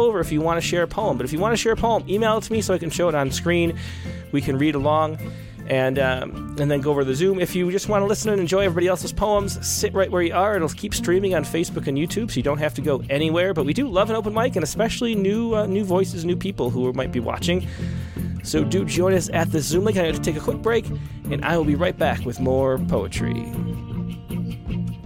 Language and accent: English; Rochester, New York, United States; I just went to my hometown, the Rochester, New York.